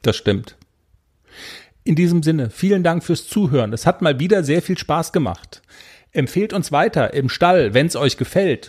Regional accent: North Rhine-Westphalia, Germany; accent: Westphalian; im Westfälischen, wo ich herkomme, sagt man dabei sagen

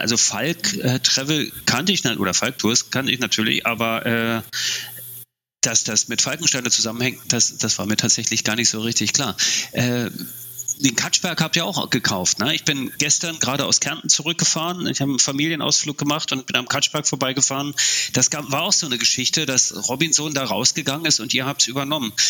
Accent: East Germany, Germany; ich komme ja aus dem Osten, in der DDR

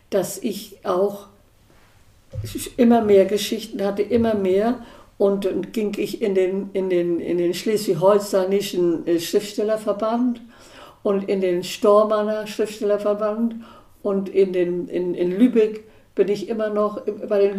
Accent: Denmark; Und die ich war ja aus Dänemark

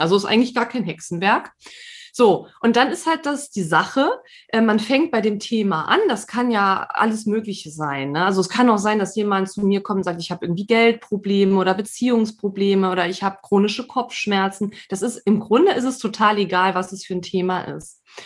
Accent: Saarland, Germany; now in Emsland, Germany; bin gebürtige Saarländerin, wohne aber schon seit einigen Jahren jetzt im südlichen ähm, Niedersachsen, im Emsland

